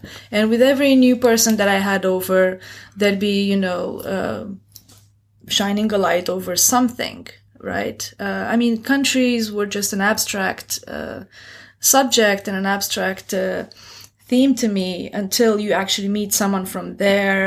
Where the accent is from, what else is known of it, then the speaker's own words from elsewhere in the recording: Romania; moved away as an adult; also born or lived in Beijing, China / Bucharest, Romania; now in Shanghai, China; Growing up in Romania